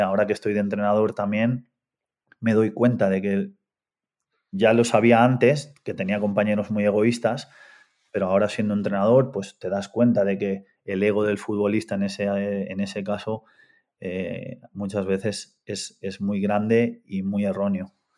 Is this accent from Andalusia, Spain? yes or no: no; Artesa de Segre, Catalonia, Spain; moved away as an adult; also born or lived in Argentina / Barcelona / England; yo soy argentino, Llegué a España con ocho años, me fui a vivir a un pueblo muy pequeñito al lado de Lérida, en Artesa de Segre